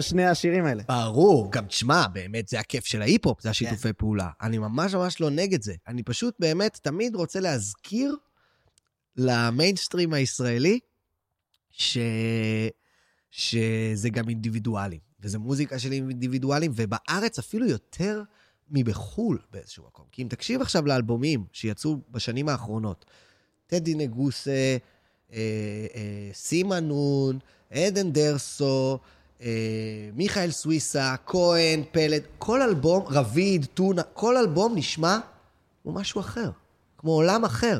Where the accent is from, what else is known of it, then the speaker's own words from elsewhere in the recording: Tel Aviv, Tel Aviv District, Israel; בטח שאני גם תל אביבי, שגם לא היה לי את העניין של אפילו לעבור לתל אביב